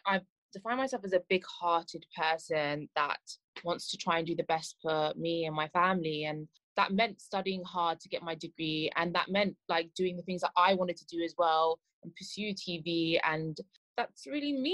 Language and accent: English; England, United Kingdom; I'm from England and I can't speak Farsi